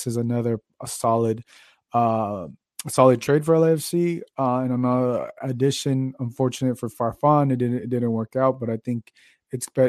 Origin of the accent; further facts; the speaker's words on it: Phoenix, Arizona, United States; moved away; half of my life I grew up in Phoenix